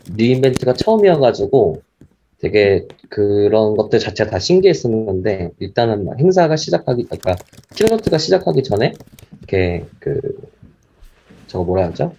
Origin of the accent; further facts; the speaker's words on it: South Korea; 저희, 저희 한국인 입장에서는